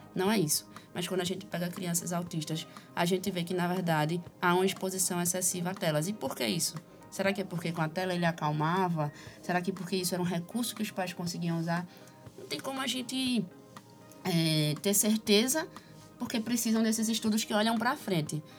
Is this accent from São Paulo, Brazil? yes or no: no; Recife, Pernambuco, Brazil; sou recifense